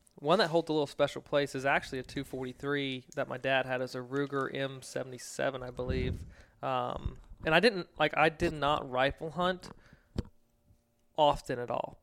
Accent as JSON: {"language": "English", "region": "Virginia", "country": "United States", "tie": "born or raised there", "said": "growing up in Virginia"}